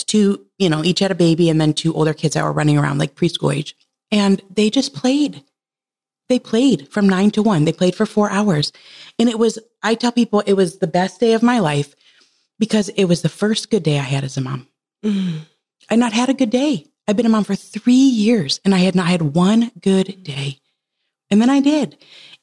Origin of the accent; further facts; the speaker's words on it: Michigan, United States; We're from Michigan.